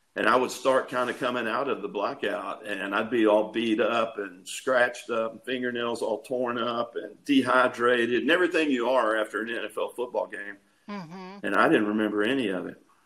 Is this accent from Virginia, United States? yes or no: no; East Texas, United States; also born or lived in Tampa, Florida; I was born and raised here in Texas